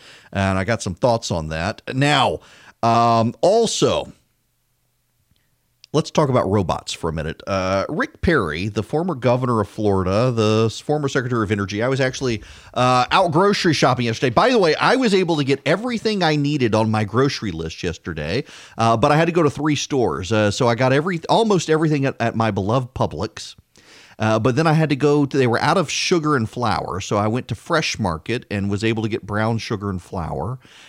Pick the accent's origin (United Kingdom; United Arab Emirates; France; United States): United Arab Emirates; Dubai; I grew up in Dubai. And when we lived in Dubai, every few months, because our visas had to be renewed